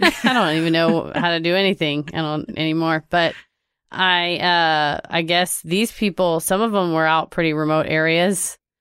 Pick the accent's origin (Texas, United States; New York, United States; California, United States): Texas, United States; I'm from Texas